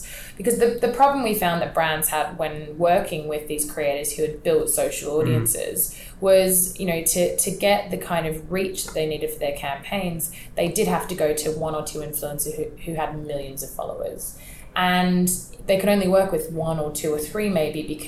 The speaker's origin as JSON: {"language": "English", "country": "Australia", "moved": "as an adult", "lives_now": "London, United Kingdom", "said": "I'm Australian myself"}